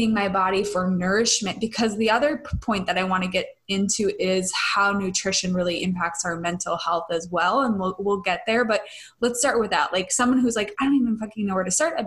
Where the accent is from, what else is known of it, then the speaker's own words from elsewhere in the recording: Midwest, United States; I grew up in the Midwest where it was very like Slim Fast and pasta.